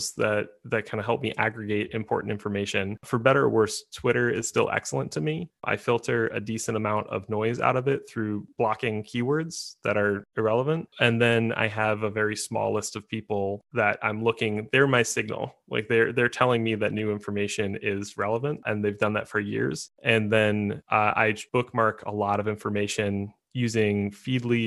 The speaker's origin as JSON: {"language": "English", "country": "United States", "said": "being an American"}